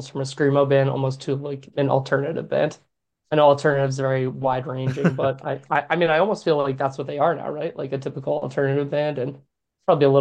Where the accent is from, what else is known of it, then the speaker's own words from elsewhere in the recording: New Hampshire, United States; I grew up in New Hampshire